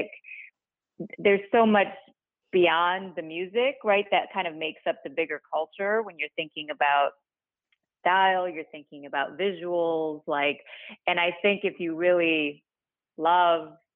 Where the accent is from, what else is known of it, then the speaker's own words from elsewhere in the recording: Detroit, Michigan, United States; moved away as an adult; also born or lived in Kazakhstan / New York; I grew up in Detroit